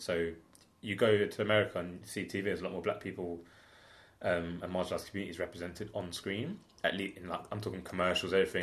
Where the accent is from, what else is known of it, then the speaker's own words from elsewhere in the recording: London, United Kingdom; also born or lived in Homerton / Clapton; I grew up, so we're in Clapton now, but I grew up like in Hackney Wick.